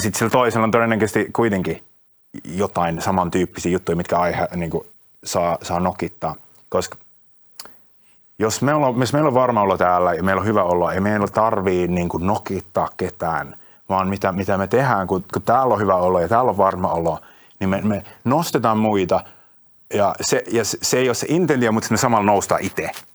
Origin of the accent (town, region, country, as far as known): Finland